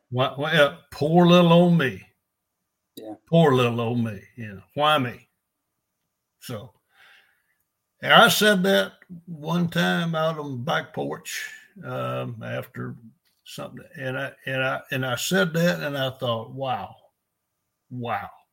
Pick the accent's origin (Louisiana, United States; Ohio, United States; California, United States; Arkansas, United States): Arkansas, United States; El Dorado; I was raised in El Dorado.